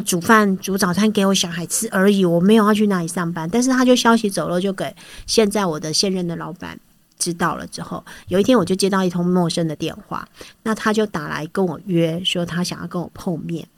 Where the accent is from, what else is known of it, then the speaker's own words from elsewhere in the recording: Taiwan; 我们台湾人